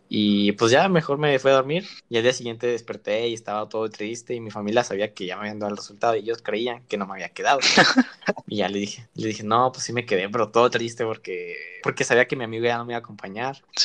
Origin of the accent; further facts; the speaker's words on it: Chihuahua, Mexico; moved away as an adult; now in Mexico City, Mexico; yo soy de Chihuahua